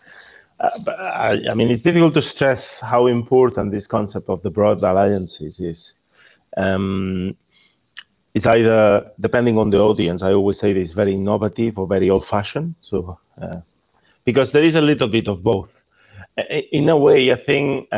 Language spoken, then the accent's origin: English; Spain; English is a second language; moved away; In Spain, where I'm from, you can gather by my accent